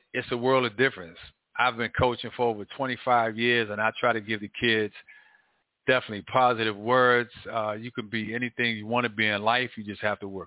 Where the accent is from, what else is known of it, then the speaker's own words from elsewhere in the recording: Washington, District of Columbia, United States; When I was young, growing up in Northwest, lived on U Street, Leroy Park